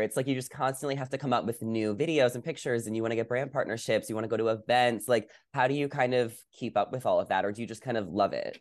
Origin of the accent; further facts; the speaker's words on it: New York, United States; moved away; I grew up in New York